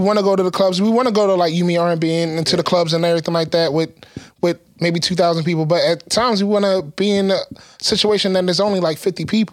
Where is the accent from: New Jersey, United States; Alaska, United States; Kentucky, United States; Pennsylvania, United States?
Pennsylvania, United States; Philadelphia; also born or lived in Atlanta; we're from Philly.